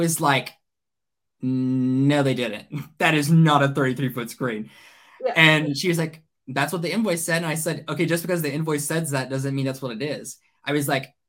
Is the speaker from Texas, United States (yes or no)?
yes; Burleson, Texas, United States; Burleson, which is where I'm from. That's my hometown.